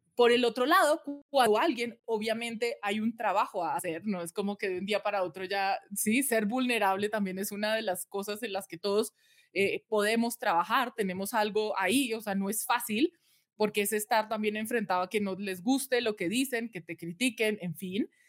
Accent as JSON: {"language": "Spanish", "country": "Colombia", "tie": "born or raised there", "moved": "yes", "lives_now": "United States", "said": "Yo soy nacida, criada en Colombia"}